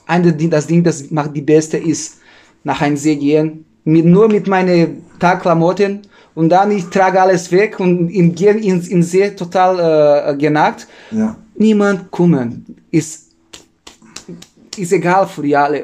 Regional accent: Novo Hamburgo, Rio Grande do Sul, Brazil; German is a second language; moved away as an adult; now in Germany

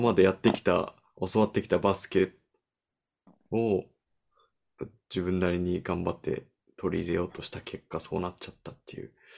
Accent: United States; 僕が出身のアメリカ

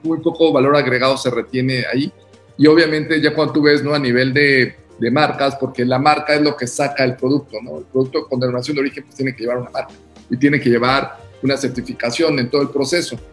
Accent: Oaxaca, Mexico; entre oaxaqueños

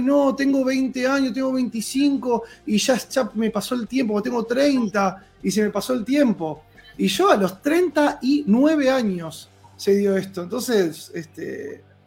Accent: Argentina

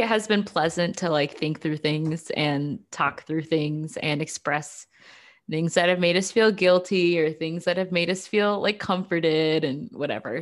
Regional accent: United States; I'm an American

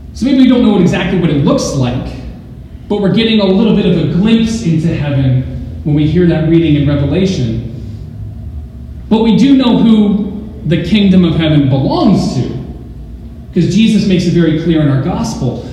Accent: Arizona, United States; moved away; I'm from Arizona

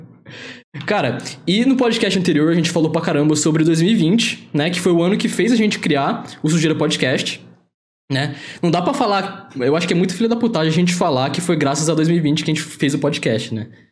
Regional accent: Aguaí, São Paulo, Brazil; moved away; eu moro em outra cidade, mas sou da mesma cidade que o Luiz

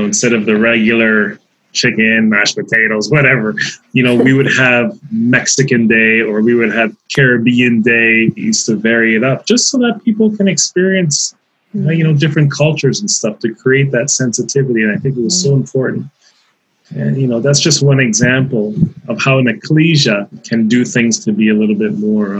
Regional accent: Toronto, Ontario, Canada; growing up in Toronto.

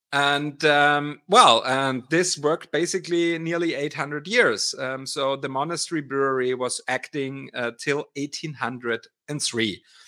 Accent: Austria; moved away as an adult; now in Weihenstephan, Germany; I'm actually Austrian. So I'm, I'm from Austria originally, and I moved eighteen years ago to Weinstephan to study here

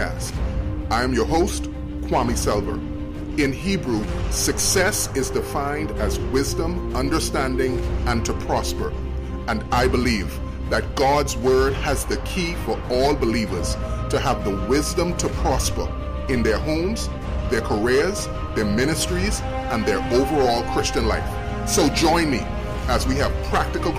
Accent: Nassau, New Providence, Bahamas; I was born in the beautiful islands of the Bahamas that has 700 islands. And so it's just been great living here and growing up here.

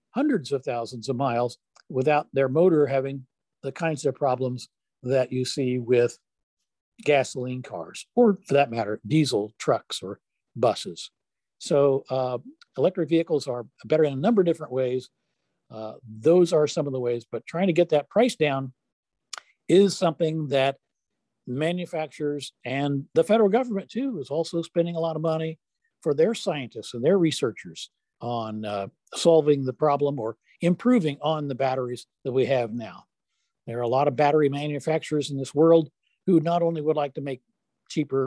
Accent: West Virginia, United States; I was born and raised in West Virginia

